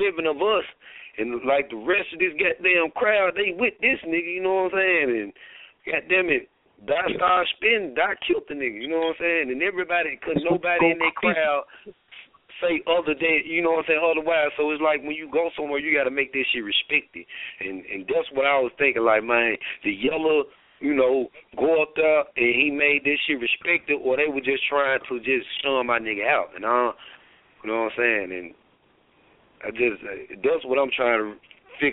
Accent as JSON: {"language": "English", "town": "Memphis", "region": "Tennessee", "country": "United States", "said": "I'm from North Memphis"}